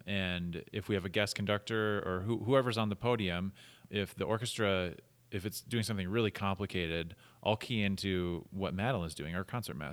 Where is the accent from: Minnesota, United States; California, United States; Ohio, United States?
Minnesota, United States; now in Utah, United States; I grew up in Minnesota